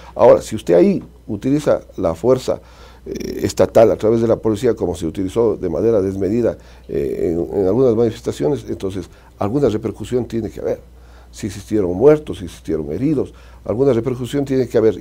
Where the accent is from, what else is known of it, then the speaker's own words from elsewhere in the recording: Azogues, Cañar, Ecuador; la Azogues, mi ciudad, mi tierra de la que fui alcalde